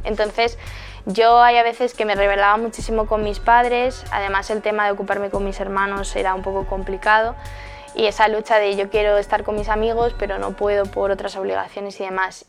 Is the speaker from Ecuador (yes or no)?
no; Móstoles, Community of Madrid, Spain; soy de Móstoles, Madrid